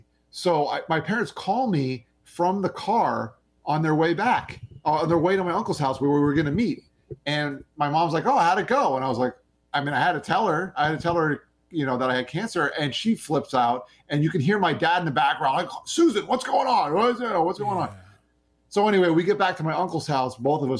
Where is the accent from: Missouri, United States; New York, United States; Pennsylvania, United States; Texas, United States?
New York, United States; Long Island; born there; I was going to go back to Long Island where I was born in New York, where all of my family is from.